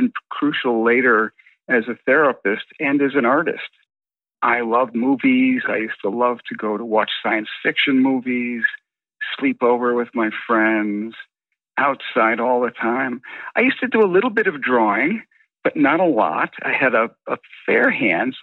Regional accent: Buffalo, New York, United States; now in Toluca Lake, United States; I grew up for 14 years on the outskirts of Buffalo, New York, in a small working class area

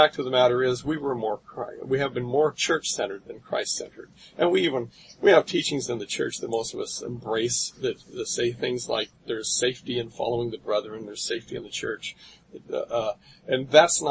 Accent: Anaheim, California, United States; also born or lived in Kailua, Hawaii; I was raised in the Anaheim First Ward most of my life. When I was 8, my father, who was a Marine, transferred to Hawaii, so we moved to Kailua Second Ward for 3 years and then back to Anaheim.

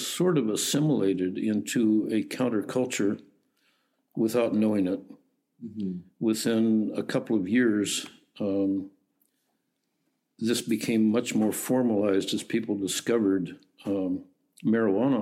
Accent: Alaska, United States; also born or lived in Sweden; now in Canada; growing up in Alaska

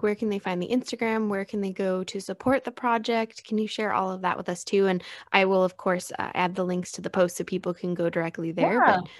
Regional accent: Chicago, Illinois, United States; now in San Diego, United States; because I too am a transplant to San Diego. I came from Chicago area, and the ocean was always calling to me since I was younger.

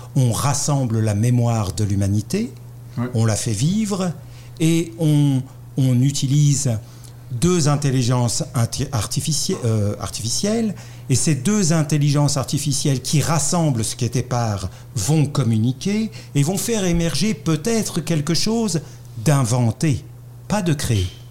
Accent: France; accent: French; vous l'avez reconnu à mon accent, je suis français

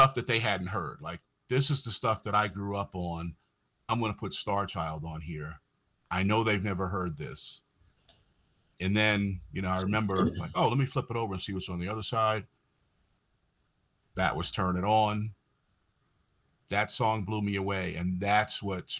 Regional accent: New York area, United States; growing up in New York area

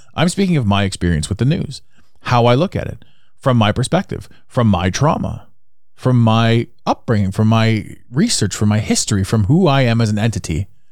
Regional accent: Canada; accent: Canadian; I'm Canadian, by the way, so that's my accent shining through

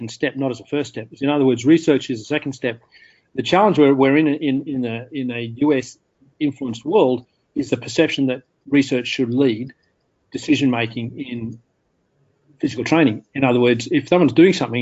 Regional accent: Australia; I'd say Australia

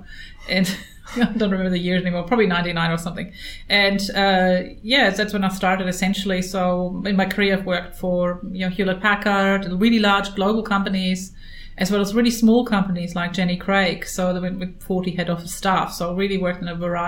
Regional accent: Germany; moved away as an adult; now in Australia; I'm from Germany

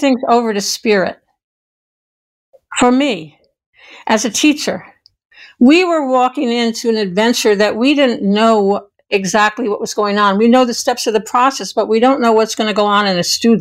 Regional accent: New York, United States; now in Ashland, United States; we were raised in New York

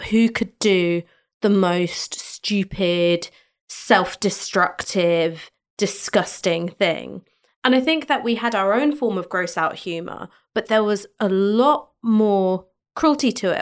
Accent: London, United Kingdom; being born and raised in London

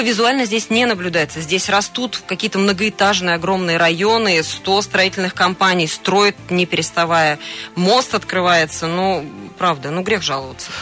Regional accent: Tomsk, Tomsk Oblast, Russia; moved away as an adult; now in Krasnoyarsk, Russia; у нас на родине, в городе Томске

